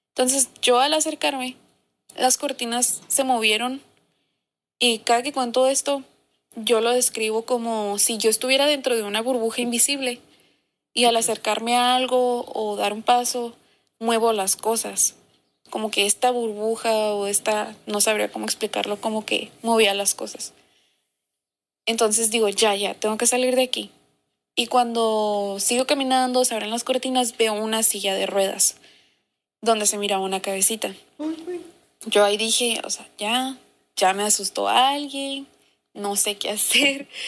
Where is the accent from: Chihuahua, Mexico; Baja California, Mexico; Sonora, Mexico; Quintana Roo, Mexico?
Baja California, Mexico; Mexicali; ¿Qué onda, morras? … soy de Mexicali